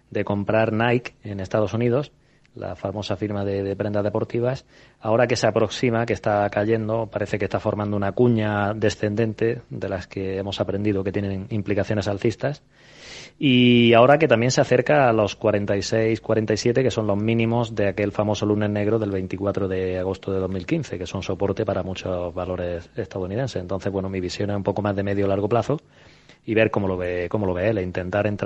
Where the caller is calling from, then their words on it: Granada, Andalusia, Spain; Hola, eh, soy … de Granada.